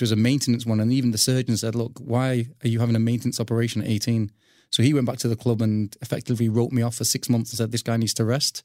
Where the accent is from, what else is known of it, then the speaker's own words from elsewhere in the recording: Old Trafford, North West England, United Kingdom; I was brought up in Old Trafford